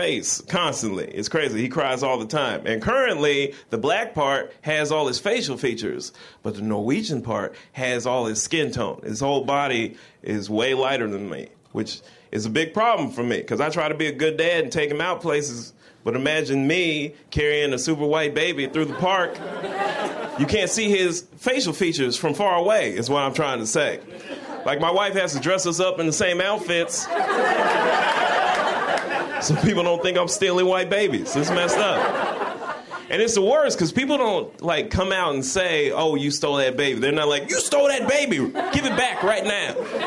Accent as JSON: {"language": "English", "town": "Portland", "region": "Oregon", "country": "United States", "said": "I'm from Portland, Oregon"}